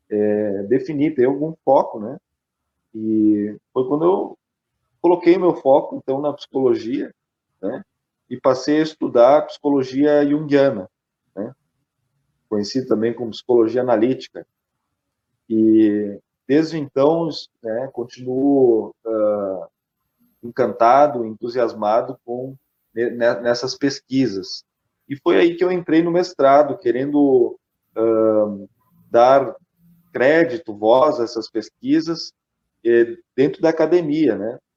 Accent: Curitiba, Paraná, Brazil; born there; also born or lived in Japan / Caxias do Sul; Eu sou curitibano de nascença, mas eu morei cinco anos no Japão.

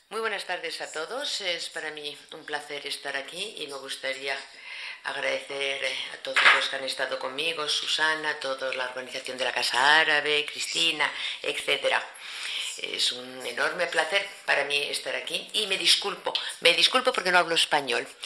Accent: Akka, Souss-Massa, Morocco; born there; yo nací en Acá y más del 90% de la población de Acá es negra.

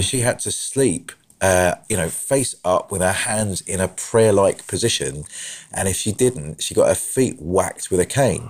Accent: Brighton, South East England, United Kingdom; I was born in Brighton

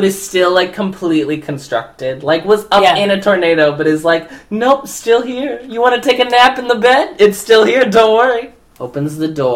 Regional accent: Midwest, United States; I grew up in the Midwest

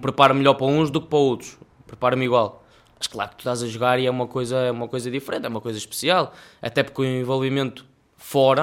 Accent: Melres, Porto District, Portugal; em Melres, que é a minha terra

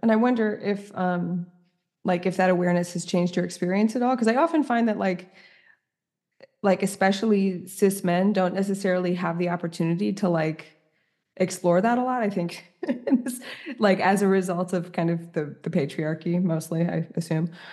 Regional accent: New York City, New York, United States; moved away as an adult; also born or lived in Paris; as a New Yorker who's now living in the, like, the middle of the countryside

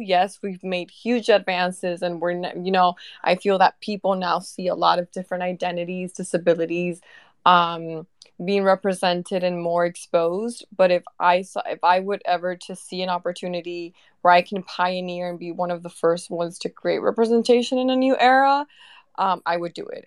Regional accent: Venezuela; now in United States; I am from Venezuela.

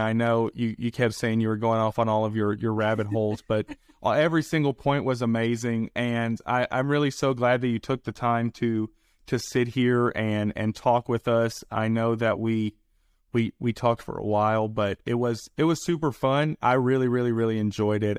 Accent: the South, United States; accent: southern; I have my southern accent

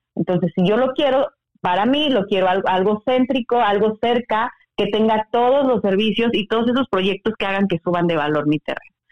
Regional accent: Mexico; now in Mérida, Mexico

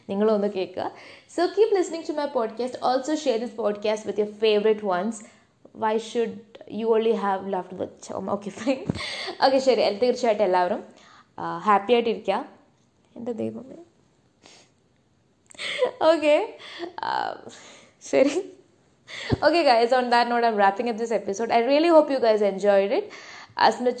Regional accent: Saudi Arabia; ഇപ്പം ഞാനൊരു പ്രവാസിയാണ് കേട്ടോ ഞാൻ വളർന്നതൊക്കെ സൗദിയിലാണ്

